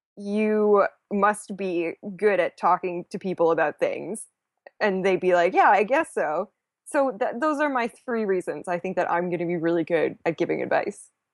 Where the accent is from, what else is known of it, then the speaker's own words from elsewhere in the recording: Canada; I am Canadian